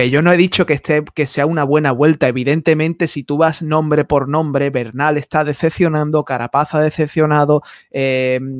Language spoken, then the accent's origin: Spanish; Andalusia, Spain; accent: Andalusian; mi acento de aquí de Andalucía